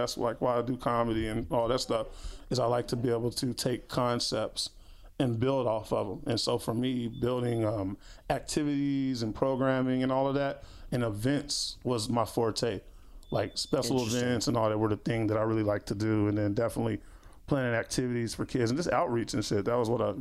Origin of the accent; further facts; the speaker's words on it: Austin, Texas, United States; I'm from Austin, dude. Born and raised.